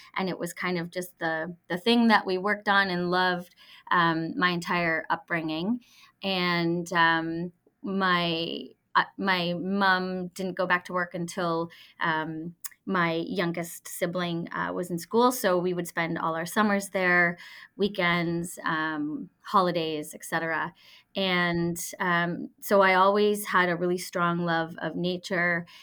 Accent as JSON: {"language": "English", "town": "Ottawa", "region": "Ontario", "country": "Canada", "tie": "born or raised there", "said": "I grew up in Ottawa"}